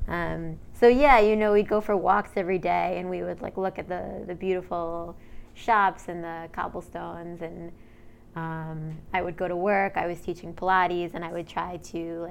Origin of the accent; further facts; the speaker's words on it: New York, United States; moved away as an adult; also born or lived in New Orleans; growing up in New York